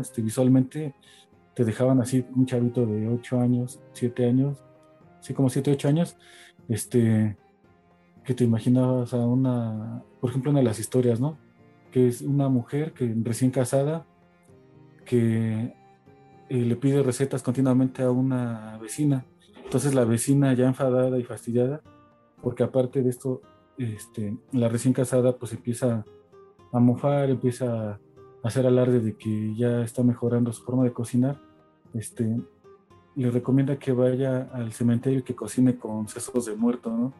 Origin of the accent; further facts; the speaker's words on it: Mexico City, Mexico; crecí aquí en Iztapalapa, eh, cerca en el Cerro de la Estrella.